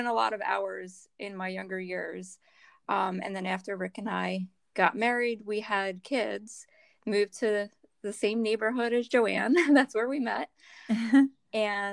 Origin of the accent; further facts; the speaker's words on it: Northeast, United States; now in Delaware, United States; We're both from the Northeast